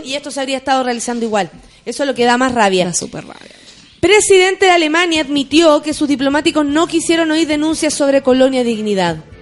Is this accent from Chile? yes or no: yes; Chile; nosotros, como pueblo chileno